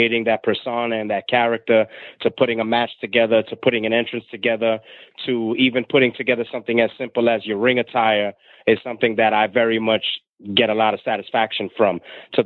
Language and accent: English; New York City, New York, United States; I was born and raised in New York City on the other side of the tracks